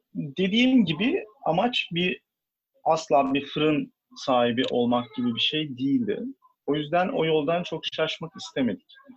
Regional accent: Istanbul, Turkey; İstanbulluyum. Ee, bayağı e, bu şehrin köylüsüyüm aslında. Ee, Beykoz tarafındaki köylerden bir tanesi

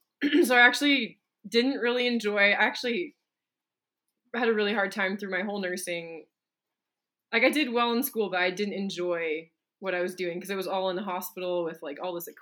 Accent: British Columbia, Canada; I got a scholarship to a school I probably couldn't have afforded in my hometown in BC.

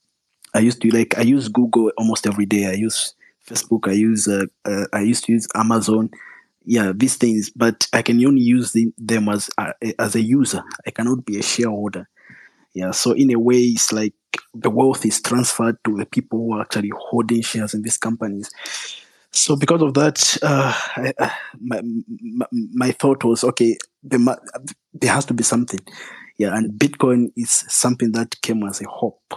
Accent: Zambia; also born or lived in Russia; I was born and raised in Zambia

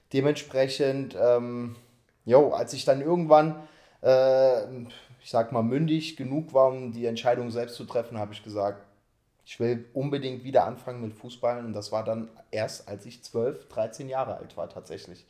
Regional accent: Saarpfalz, Saarland, Germany; bei meinem Heimatverein, JSG Saarpfalz heißt der Verein, das ist eine Spielgemeinschaft von drei Dörfern, da wo ich herkomme

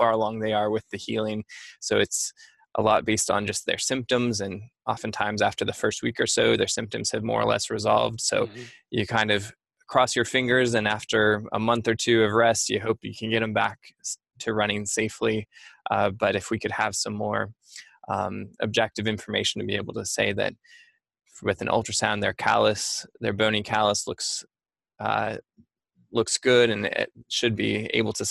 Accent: Montana, United States; moved away; also born or lived in New York; I grew up in Montana

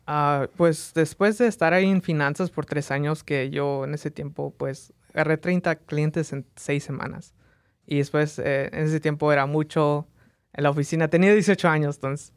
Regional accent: Las Vegas, Nevada, United States; also born or lived in Mexico; nací en México, vine a Las Vegas a, las, a los tres años de edad, entonces crecí en Las Vegas

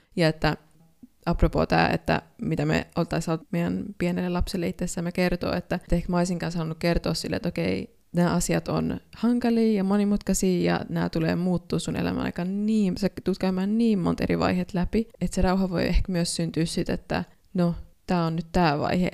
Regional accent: Finland; moved away as an adult; also born or lived in Sweden; now in Ghana; Mä oon syntynyt Suomessa, niin kuin sanoit, ja mun isä on Kaanasta

